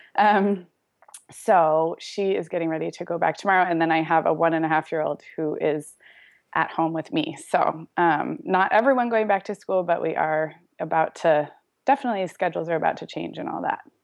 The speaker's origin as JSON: {"language": "English", "town": "Santa Barbara", "region": "California", "country": "United States", "tie": "born or raised there", "moved": "as an adult", "lives_now": "Orange County, United States", "said": "I grew up in Santa Barbara"}